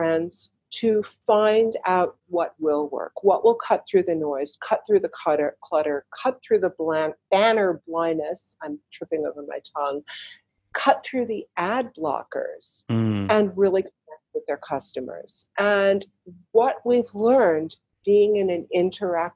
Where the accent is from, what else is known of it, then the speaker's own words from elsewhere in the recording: Chicago, Illinois, United States; now in New York, United States; I grew up in Chicago